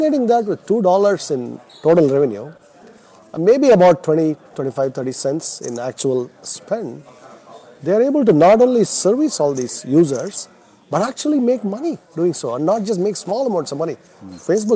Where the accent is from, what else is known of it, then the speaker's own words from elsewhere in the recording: India; moved away as an adult; now in United States; I was born and I grew up in India, and I came to the U.S. when I was 21 to go to graduate school